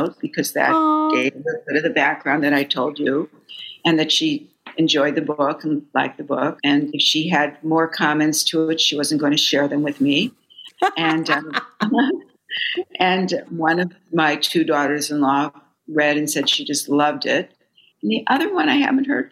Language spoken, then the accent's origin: English; Fargo, North Dakota, United States; moved away as an adult; now in New York, United States; I was raised in Fargo, North Dakota.